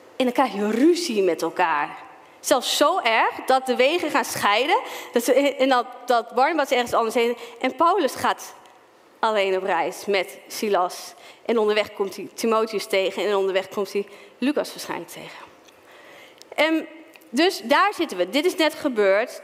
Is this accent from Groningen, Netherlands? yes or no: yes; Stadskanaal, Groningen, Netherlands; moved away as an adult; also born or lived in Zwolle; now in Ermelo, Netherlands; Dus ik ben opgegroeid in de Pinkstergemeente in Stadskanaal